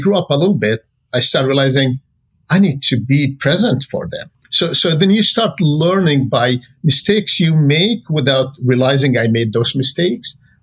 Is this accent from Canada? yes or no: no; Jordan; moved away as an adult; now in Silicon Valley, United States; I came from Jordan